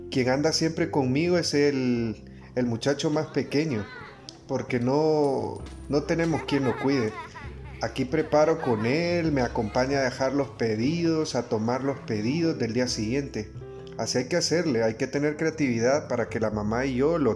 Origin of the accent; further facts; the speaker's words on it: Honduras; Esta es nuestra patria y como hondureños amo el lugar que me vio nacer.